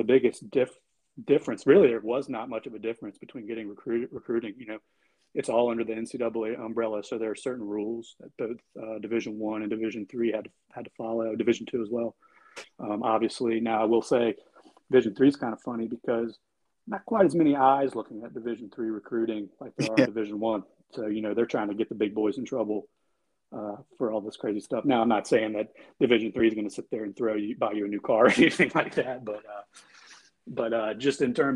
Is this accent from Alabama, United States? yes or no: no; Midlothian, Virginia, United States; I started out at the public high school, where I grew up in Midlothian, Virginia